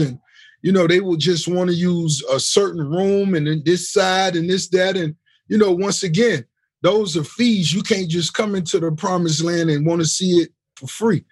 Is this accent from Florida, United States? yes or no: yes; Miami, Florida, United States; the hip hop scene in Miami, you know, when I was a youngster